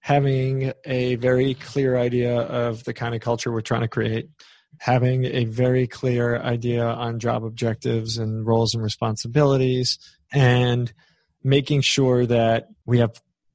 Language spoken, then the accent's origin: English; New York, United States; I'm from New York